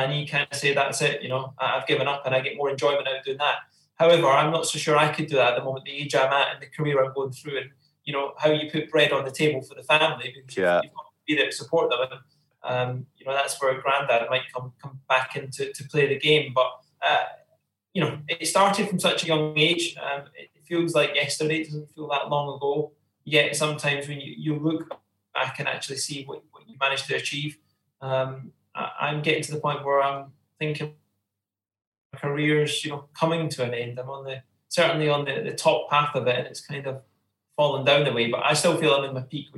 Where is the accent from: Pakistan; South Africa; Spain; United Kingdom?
United Kingdom; Bathgate, Scotland; also born or lived in Uphall; growing up in Bathgate all my life, I was born in Uphall.